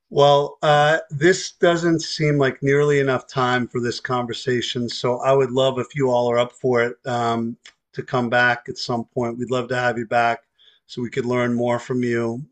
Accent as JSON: {"language": "English", "region": "New York", "country": "United States", "said": "As a New Yorker"}